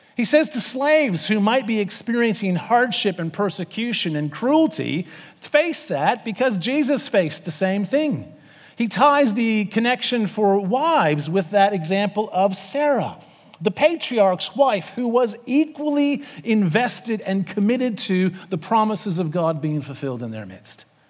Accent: Canada; moved away as an adult; now in Sydney, Australia; I'm from Canada, not America

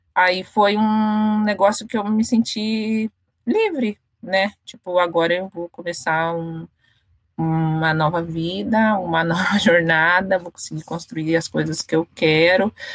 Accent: Curitiba, Paraná, Brazil; moved away as an adult; now in São Paulo, Brazil; eu sou do Paraná, da periferia de, de Curitiba, é, cidade industrial de Curitiba. O nome do, do bairro é Vila Nossa Senhora da Luz. Eu morava lá desde que eu nasci

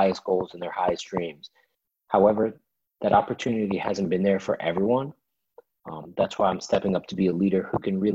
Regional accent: Washington, District of Columbia, United States; born and raised in Washington, D.C.

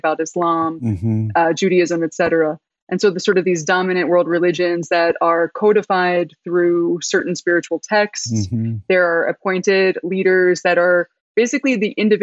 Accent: Philadelphia, Pennsylvania, United States; I'm born and raised in Philadelphia

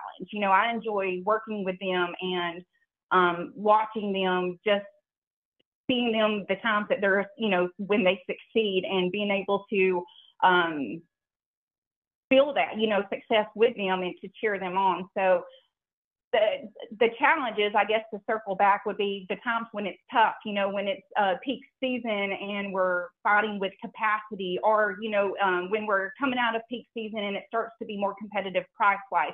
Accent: the South, Alabama, United States; moved away as an adult; also born or lived in Anchorage, Alaska; I'm from the South

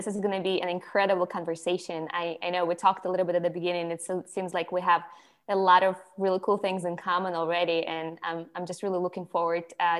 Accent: Ukraine; English is a second language; moved away as an adult; also born or lived in Myrtle Beach, South Carolina / Charleston / Atlanta; I'm from Ukraine. Some of the listeners probably know that by now. So I grew up in Ukraine, and then I came to America when I was about 18, like 18 and a half. And I actually first came to Myrtle Beach, South Carolina.

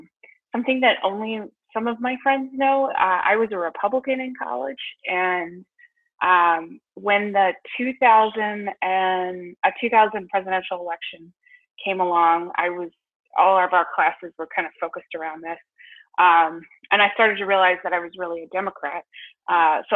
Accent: Radnor, Pennsylvania, United States; I was born in the Philadelphia suburbs. I grew up in a town called Radnor, which is about 15 minutes outside of Philadelphia

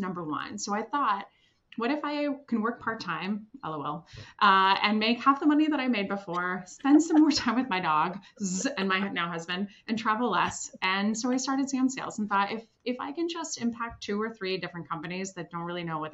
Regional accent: Switzerland; moved away; also born or lived in Washington, District of Columbia, United States; I'm originally from Switzerland

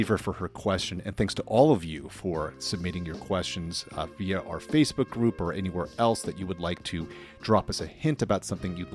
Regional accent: Ann Arbor, Michigan, United States; I was born in Ann Arbor

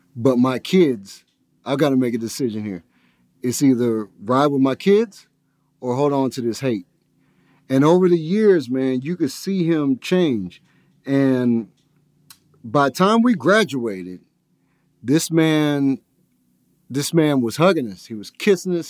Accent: Lithonia, Georgia, United States; grew up in a predominantly black neighborhood over in Lithonia

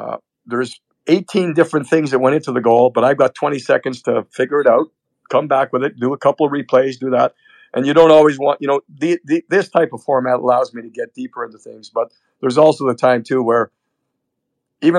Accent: Canada; moved away; for a Canadian, I have dual now citizenship, but growing up in Canada

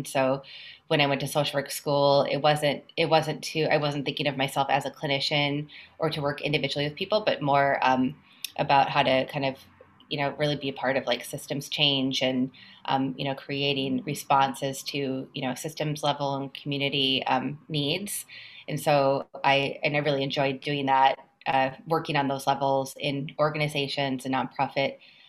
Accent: Minnesota, United States; moved away as an adult; now in New York, United States; I came to New York from Minnesota to go to graduate school at Columbia.

